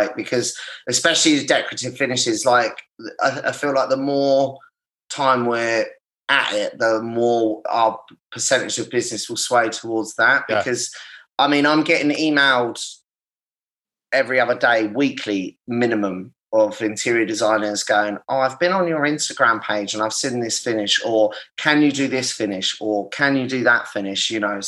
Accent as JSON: {"language": "English", "town": "Brighton", "region": "South East England", "country": "United Kingdom", "said": "I'm from Brighton."}